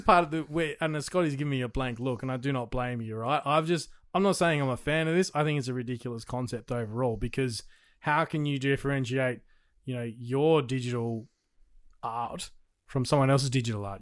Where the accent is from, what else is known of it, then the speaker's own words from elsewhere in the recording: Australia; I'm an Australian